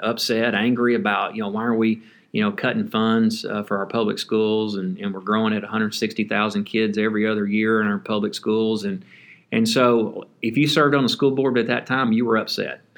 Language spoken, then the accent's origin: English; Henderson, Texas, United States; Citizens National Bank, which was based out of Henderson, my hometown